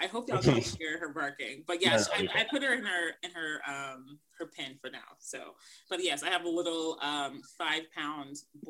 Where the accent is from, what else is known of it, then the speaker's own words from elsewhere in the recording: Kansas City, Missouri, United States; moved away as an adult; also born or lived in New York; I'm born and raised in Kansas City. So that's something important to know about me. I will be living in New York by the time this probably airs, but I'm from Kansas City. I've been enjoying Kansas City for the last 9 months because of COVID